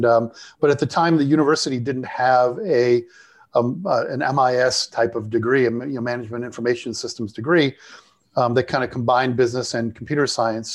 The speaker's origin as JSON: {"language": "English", "town": "Chicago", "region": "Illinois", "country": "United States", "tie": "born or raised there", "also_born_or_lived": "Ottawa / Denver / San Diego / Sydney", "said": "I grew up here outside Chicago"}